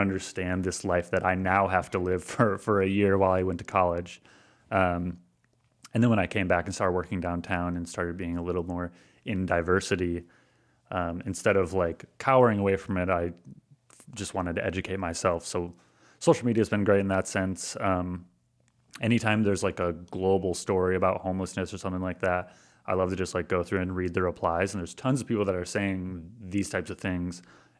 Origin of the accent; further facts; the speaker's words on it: Granville, United States; also born or lived in Detroit; because I'm from Granville. Like I am born and raised in Granville. Like I've been around just like, you know, middle-class white people my entire life. I lived in Detroit for a year and in a mostly Arabic community.